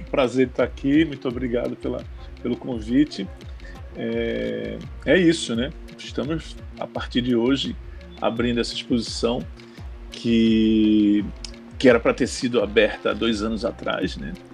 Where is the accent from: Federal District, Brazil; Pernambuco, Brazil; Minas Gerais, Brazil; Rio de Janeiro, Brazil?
Pernambuco, Brazil; Bonito; moved away; Eu tinha morado no Agreste e eu sou de Bonito